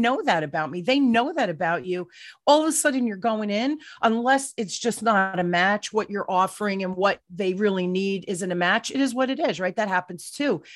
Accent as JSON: {"language": "English", "region": "New Jersey", "country": "United States", "said": "I'm from the East Coast, right? I'm a Jersey girl"}